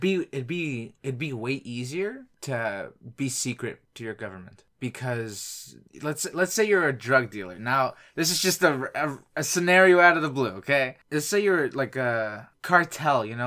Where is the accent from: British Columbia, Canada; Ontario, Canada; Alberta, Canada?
Ontario, Canada; I'm Canadian